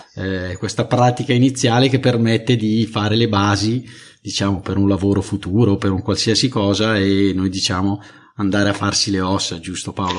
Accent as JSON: {"language": "Italian", "country": "Italy", "tie": "born or raised there", "said": "io sono già italiano, mm. eh, eh gi- giusto, perché sono nato in Italia"}